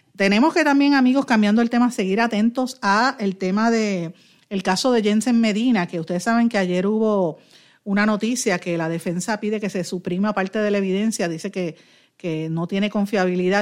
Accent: Puerto Rico; nosotros como puertorriqueños

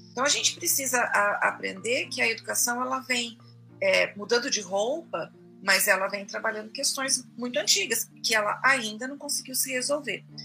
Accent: Fernandópolis, São Paulo, Brazil; moved away as an adult; Eu venho de uma cidade pequena, de Fernandópolis

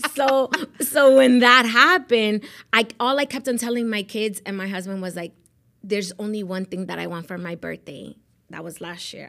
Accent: Miami, Florida, United States; also born or lived in Medellín, Colombia / Rhode Island; I grew up in Miami.

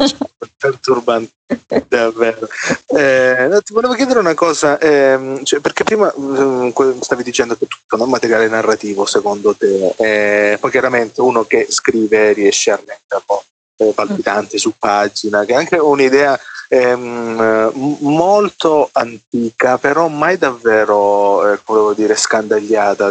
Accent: Salento, Apulia, Italy; io vengo dalla periferia d'Italia che è il Salento

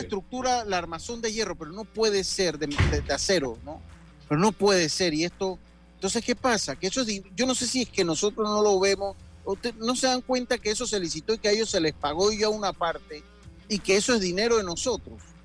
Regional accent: Los Santos, Panama; Yo soy panameño, hermano. Yo nací en la provincia de Los Santos

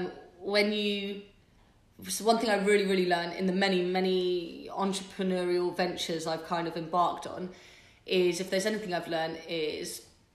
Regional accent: Bath, South West England, United Kingdom; born and raised in Bath. Obviously spent a fair bit of time away from Bath, but I'm back.

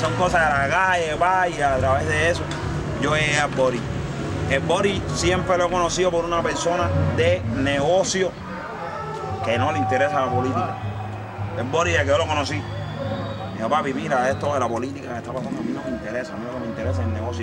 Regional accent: Cuba; yo soy un cubano que me crié en la calle

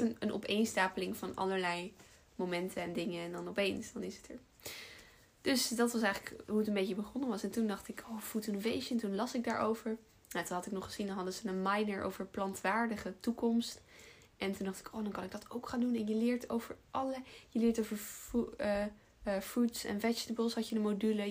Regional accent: Almere, Flevoland, Netherlands; also born or lived in Utrecht / Den Bosch; geboren in Almere daar ook opgegroeid.

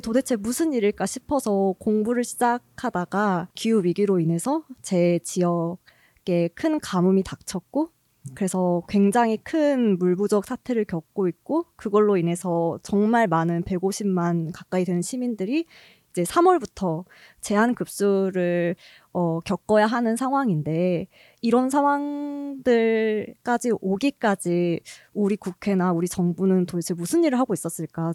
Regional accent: Gwangju, South Korea; moved away as an adult; 제 이제 본가가 광주인데요.

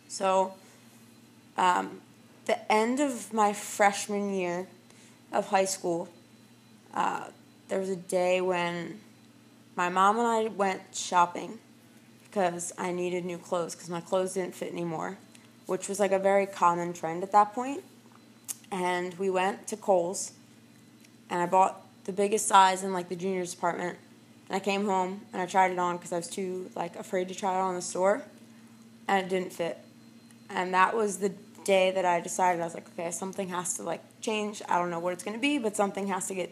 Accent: Blue Bell, Pennsylvania, United States; I grew up in Bluebell, Pennsylvania. Lived there my whole life

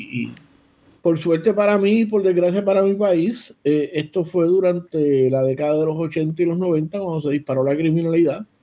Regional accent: Ponce, Puerto Rico; Nosotros somos ponceños, nosotros somos ponceños que, que, es el centro del universo.

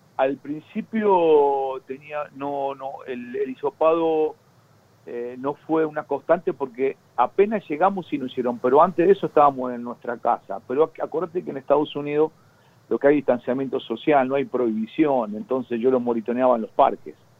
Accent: Corral de Bustos, Córdoba, Argentina; moved away; a mi pueblo, yo soy de Corral de Bustos

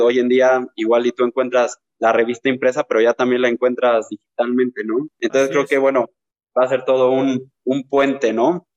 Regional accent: Teziutlán, Puebla, Mexico; soy originario de Teciutlán, que es una ciudad ubicada al noroeste del estado de Puebla

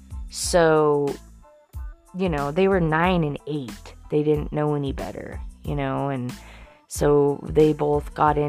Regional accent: Denver, Colorado, United States; And when I was 9 years old, I grew up in Denver.

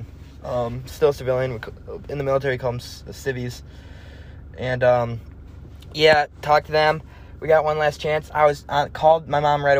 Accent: Madison, United States; moved away as an adult; my hometown of Madison

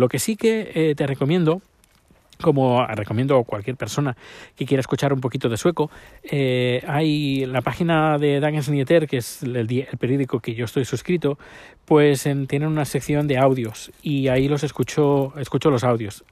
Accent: Spain; moved away as an adult; now in Sweden; 10 años cuando salí de España

